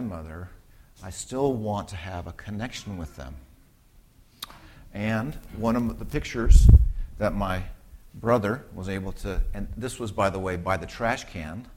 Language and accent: English; Southern California, United States; growing up, I was a Southern California suburban kid